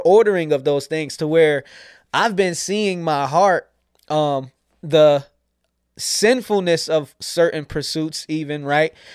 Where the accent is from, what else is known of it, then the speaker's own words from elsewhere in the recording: York, Pennsylvania, United States; also born or lived in Scranton, Pennsylvania / New Jersey / Alexandria, Virginia; I grew up here in York, P